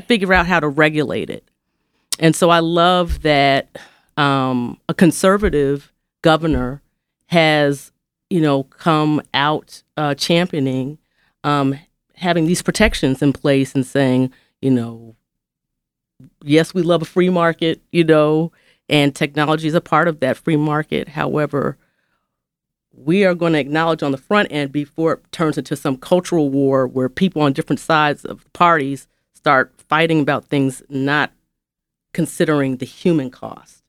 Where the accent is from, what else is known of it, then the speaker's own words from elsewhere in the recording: West Coast, United States; also born or lived in Atlanta; now in Memphis, United States; growing up in the West Coast